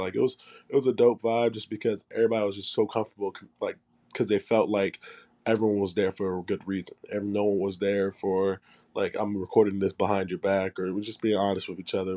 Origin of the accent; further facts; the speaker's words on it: Charlotte, North Carolina, United States; moved away as an adult; also born or lived in Tennessee; I grew up in Charlotte